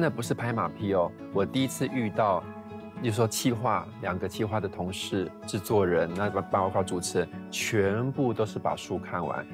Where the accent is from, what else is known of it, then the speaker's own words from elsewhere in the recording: Taitung, Taitung County, Taiwan; moved away as an adult; 我们都是台东人这样子，所以这个其实跟台东有一点关系怎么说呢？因为我是在台东，就是，呃，从国小一直到国中都是全校第一名嗯，然后我国小也是全校的模范生